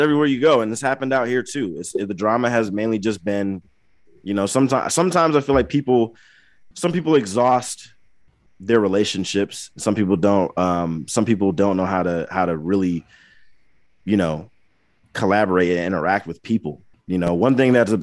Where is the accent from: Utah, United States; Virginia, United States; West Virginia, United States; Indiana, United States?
Indiana, United States; Angola; my hometown